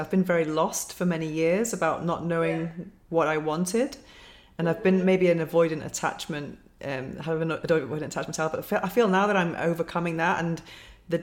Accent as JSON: {"language": "English", "country": "United Kingdom", "moved": "yes", "lives_now": "Spain", "said": "I'm British"}